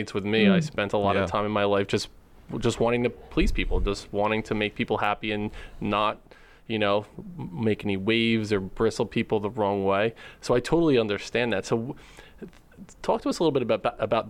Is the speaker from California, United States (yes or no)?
no; New Jersey, United States; We're Jersey boys